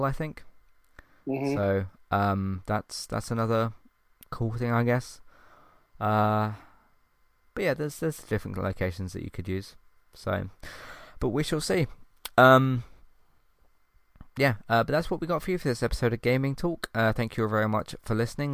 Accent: London, United Kingdom; I'm from London

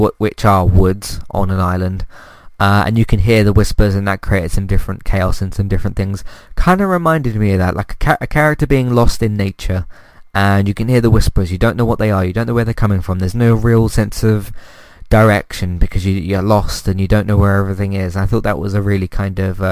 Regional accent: United Kingdom; as a British person

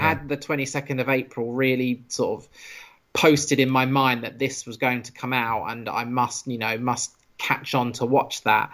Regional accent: United Kingdom; being a British person as well and growing up in the British school system

